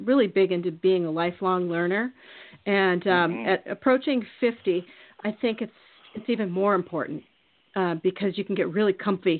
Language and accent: English; Iowa, United States; moved away; also born or lived in Minneapolis, Minnesota; I'm from Iowa. And my big thing was like moving to Minneapolis.